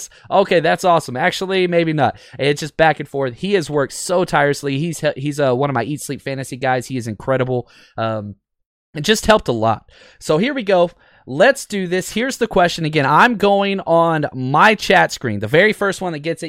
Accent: Dallas, Texas, United States; growing up in Dallas and living there most of my life

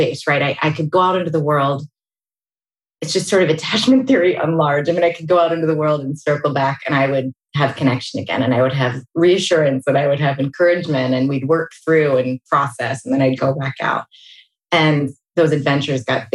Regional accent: Pittsburgh, Pennsylvania, United States; moved away as an adult; now in California, United States; I grew up outside of Pittsburgh, Pennsylvania

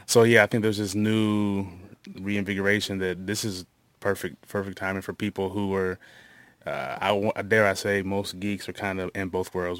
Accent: La Vergne, Tennessee, United States; did part of my growing up in Laverne

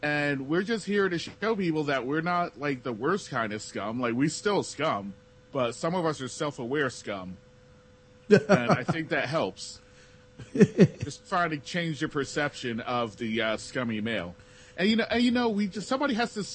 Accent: New Jersey, United States; I'm from Jersey

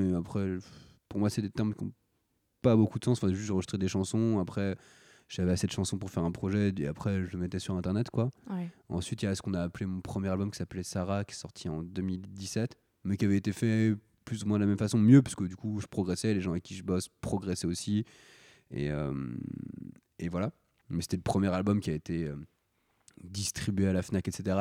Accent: Paris, Île-de-France, France; j'ai grandi euh, à, Paris principalement. À Paris, un peu en banlieue, je fais des, petits allers-retours, mais en gros, voilà, en, région parisienne.

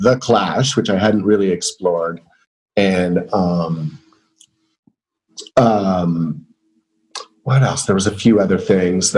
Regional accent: Canada; also born or lived in Montreal; a 17-year-old boy growing up in Canada. So when I moved to Montreal at age 19

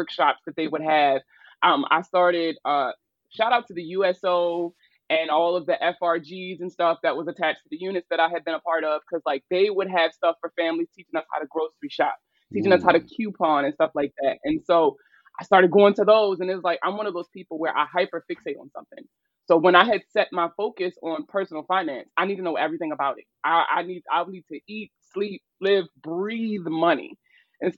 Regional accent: Baltimore, Maryland, United States; I'm from Baltimore

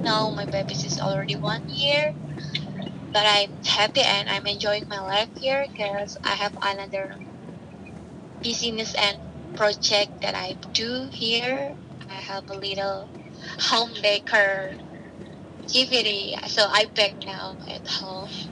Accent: Purwokerto, Central Java, Indonesia; English is a second language; moved away as an adult; also born or lived in Jakarta, Indonesia; now in Queens, New York, United States; I was born on the small city in Indonesia in Purwokerto is one of the city in central Java.

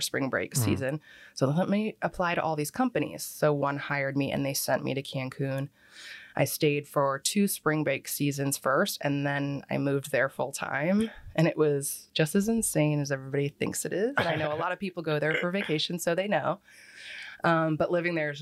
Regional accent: Philadelphia, Pennsylvania, United States; also born or lived in Plantation, Florida / New Jersey; now in Cape Coral, United States; I'm from there because that's where I grew up and spent most of my time

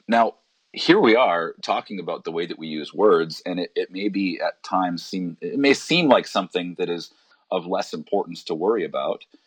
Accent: Alberta, Canada; now in Vancouver, Canada; I grew up in Alberta

